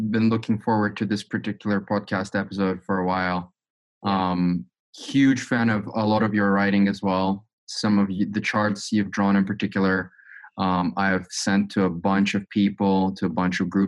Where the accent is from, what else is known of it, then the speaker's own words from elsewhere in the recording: Azerbaijan; moved away as an adult; also born or lived in United States; I'm originally from Azerbaijan